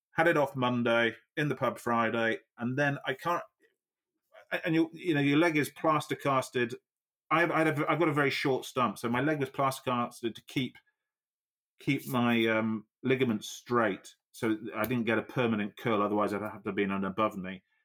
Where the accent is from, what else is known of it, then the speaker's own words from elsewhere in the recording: Yorkshire and the Humber, United Kingdom; I'm a Yorkshireman